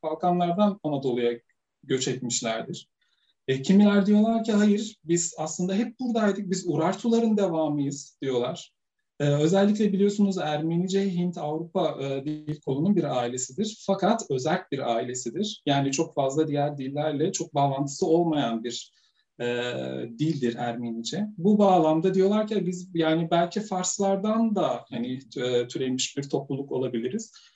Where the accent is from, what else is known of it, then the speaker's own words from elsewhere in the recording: Sivas Province, Turkey; benim çocukluğum da Sivas'ta geçti. Ben Sivaslıyım.